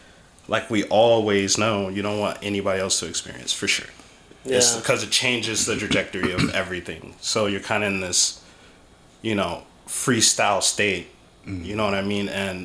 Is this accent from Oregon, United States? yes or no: yes; Portland, Oregon, United States; also born or lived in Arizona; now in Las Vegas, United States; I was born in Arizona, Portland. My pop got stationed in Portland, so we were there for the majority of my life.